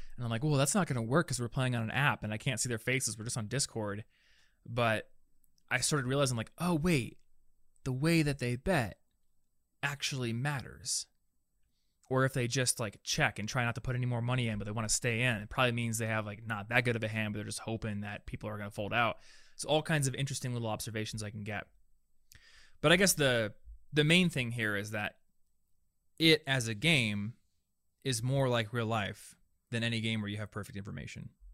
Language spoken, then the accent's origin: English; Des Moines, Iowa, United States; I'm from Des Moines.